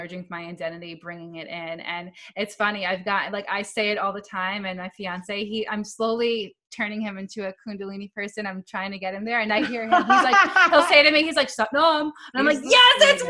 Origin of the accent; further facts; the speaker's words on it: New York, United States; I am from New York